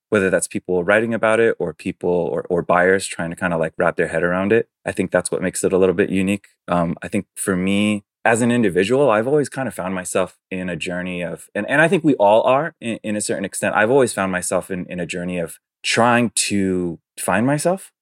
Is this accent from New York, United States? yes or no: yes; New York City, New York, United States; first language Chinese; English is a second language; moved away; I'm born and raised in New York City, um, but my parents are Taiwanese